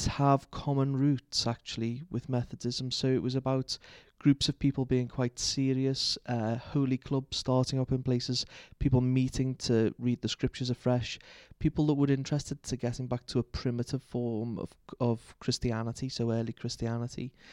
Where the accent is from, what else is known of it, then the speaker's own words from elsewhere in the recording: Liverpool, North West England, United Kingdom; moved away; growing up in Liverpool